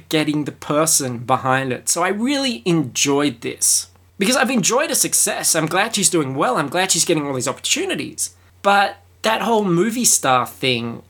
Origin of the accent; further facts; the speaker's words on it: Australia; I am Australian